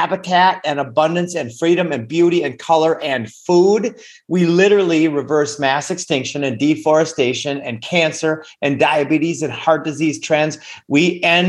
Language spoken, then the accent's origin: English; Minnesota, United States; moved away; also born or lived in Costa Rica; I grew up in Minnesota